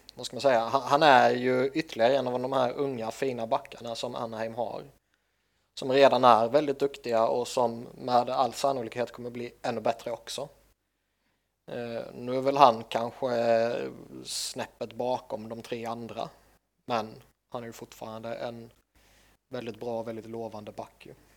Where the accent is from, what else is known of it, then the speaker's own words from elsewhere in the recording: Sweden; jag är svensk